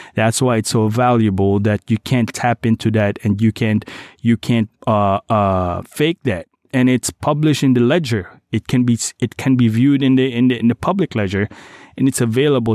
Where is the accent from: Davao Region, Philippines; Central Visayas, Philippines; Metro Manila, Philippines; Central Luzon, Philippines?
Davao Region, Philippines; Davao City; moved away; my hometown, Davao City